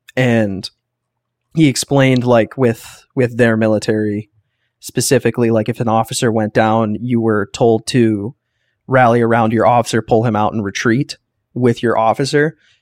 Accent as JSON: {"language": "English", "country": "United States", "said": "We're Americans"}